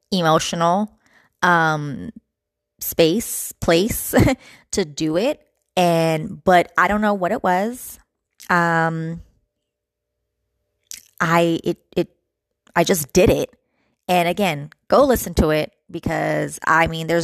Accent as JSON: {"language": "English", "region": "California", "country": "United States", "said": "I'm from Cali"}